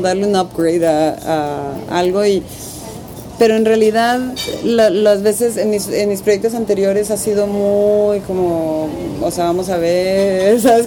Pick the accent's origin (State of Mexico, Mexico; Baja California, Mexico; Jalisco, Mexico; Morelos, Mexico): Baja California, Mexico; Tijuana; yo crecí en Tijuana